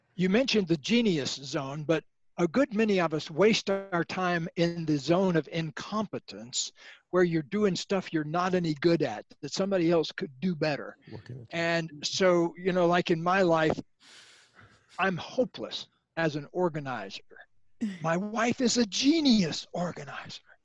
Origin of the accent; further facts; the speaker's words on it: Sebring, Florida, United States; I grew up in Florida near the Sebring Over. racetrack